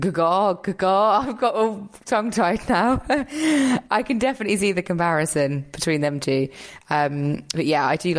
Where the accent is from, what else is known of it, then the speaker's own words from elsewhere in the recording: United Kingdom; I'm British